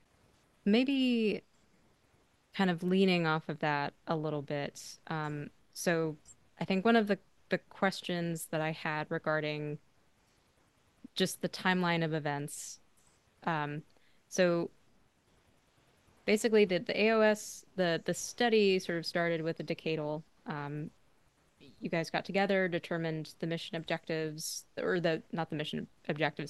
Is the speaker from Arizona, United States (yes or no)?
yes; Arizona, United States; I grew up in Arizona